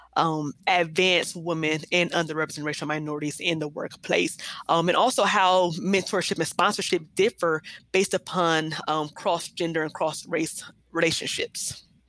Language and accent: English; Columbus, Ohio, United States; also born or lived in New Jersey / Akron, Ohio; I was born um, and raised actually well, in Columbus.